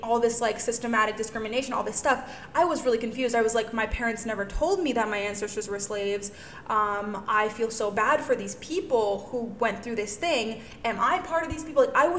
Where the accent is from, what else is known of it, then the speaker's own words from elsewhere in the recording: United States; So culturally, raised in the States, but culturally we were raised around Haitians in the Haitian community.